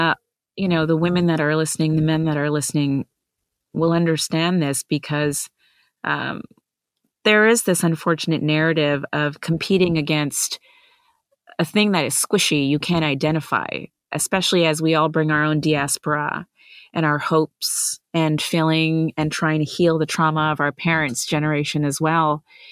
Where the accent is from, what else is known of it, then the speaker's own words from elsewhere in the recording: Vancouver, British Columbia, Canada; also born or lived in India; I'm an immigrant. I was born in India. I grew up in Vancouver, BC. Huge Indian settling community there.